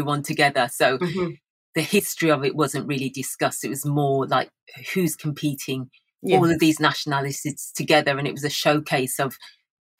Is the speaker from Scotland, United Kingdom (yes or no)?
no; Birmingham, West Midlands, United Kingdom; I have lived in Birmingham all my life. I was brought up in Aston, Chalmsley Wood